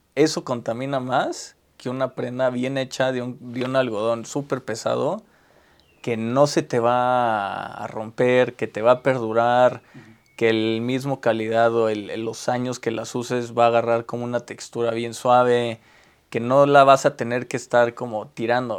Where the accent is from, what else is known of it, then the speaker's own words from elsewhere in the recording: Mexico; also born or lived in Taiwan; como mexicanos